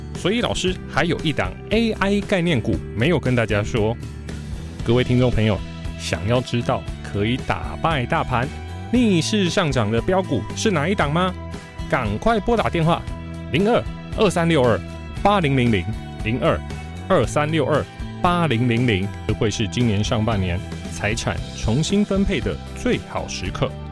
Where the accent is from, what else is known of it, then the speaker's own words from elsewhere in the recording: Taiwan; 我们台湾人工作时间是很长的